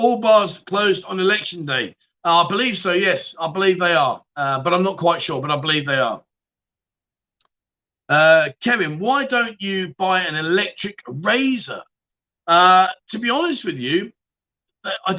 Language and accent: English; London, United Kingdom; now in Pattaya, Thailand; Am I from London? Of course I bloody am